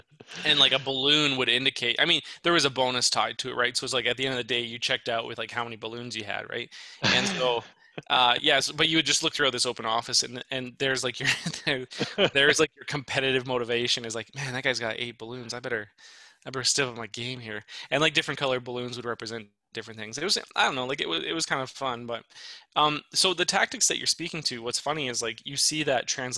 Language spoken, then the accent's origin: English; Indiana, United States; No, I'm from Indiana.